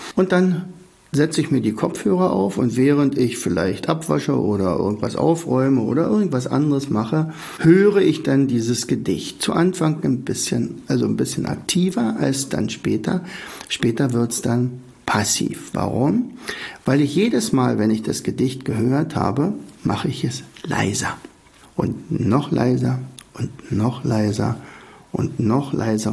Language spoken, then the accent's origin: German; Oderberg, Brandenburg, Germany; moved away; in meinem Heimatort Oderberg